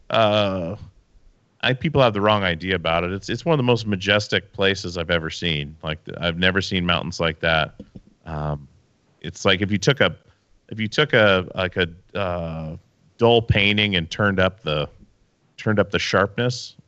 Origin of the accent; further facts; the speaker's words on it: Alaska, United States; also born or lived in Petersburg, Alaska / Wasilla, Alaska; now in Oregon, United States; I grew up in Alaska